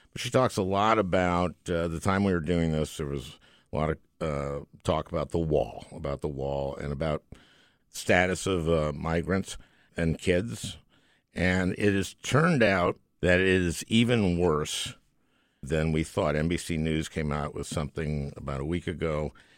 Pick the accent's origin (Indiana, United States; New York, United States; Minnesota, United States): Minnesota, United States; also born or lived in New Jersey; I moved when I was four from New Jersey to Minnesota.